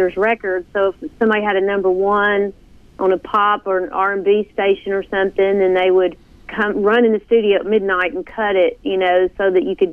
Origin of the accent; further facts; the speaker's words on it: Nashville, Tennessee, United States; Growing up in Nashville, Tennessee, as part of Music Row